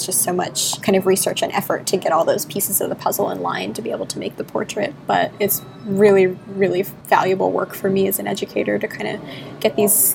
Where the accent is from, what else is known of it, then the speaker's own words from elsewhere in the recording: South Florida, United States; I grew up in South Florida